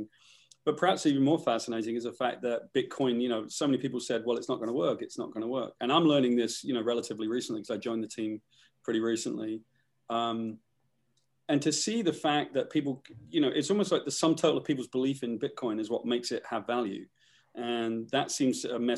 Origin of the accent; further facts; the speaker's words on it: United Kingdom; I'm from Great Britain